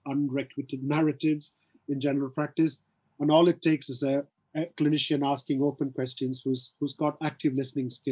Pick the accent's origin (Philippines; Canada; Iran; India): India; South India; I'm from South India, so I can do a variety of handshakes